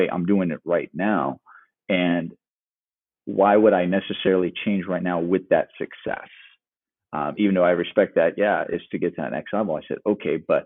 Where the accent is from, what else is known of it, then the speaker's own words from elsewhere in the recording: California, United States; moved away as an adult; I came from California